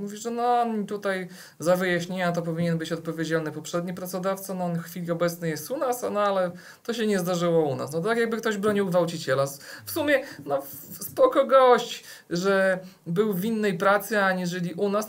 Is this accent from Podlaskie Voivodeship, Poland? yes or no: yes; Podlaskie Voivodeship, Poland; u nas w Podlasiu